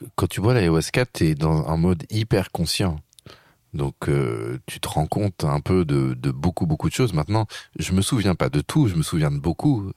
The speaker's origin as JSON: {"language": "French", "country": "France", "said": "je suis un Français"}